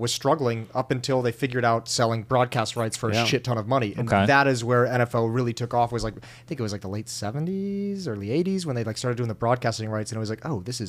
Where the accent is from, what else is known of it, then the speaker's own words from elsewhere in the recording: Michigan, United States; moved away; I'm also from Michigan